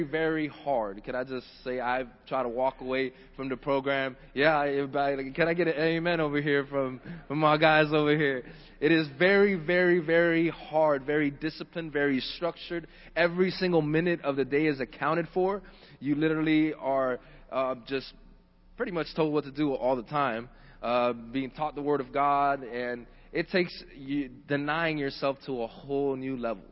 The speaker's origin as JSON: {"language": "English", "area": "Miami-Dade", "region": "Florida", "country": "United States", "tie": "born or raised there", "said": "Born and raised in Miami-Dade"}